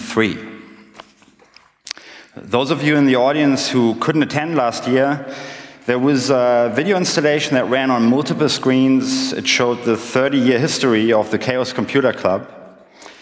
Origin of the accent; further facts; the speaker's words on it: Berlin, Germany; I was born in West Berlin in the 70s